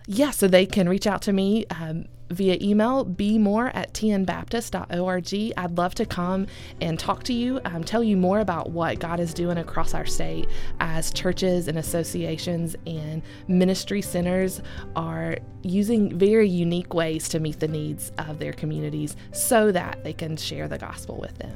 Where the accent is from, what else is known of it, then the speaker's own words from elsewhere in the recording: Elizabethton, Tennessee, United States; also born or lived in South Asia / Nashville, Tennessee; I am originally from Elizabethton, Tennessee, so up in the northeast corner. Grew up there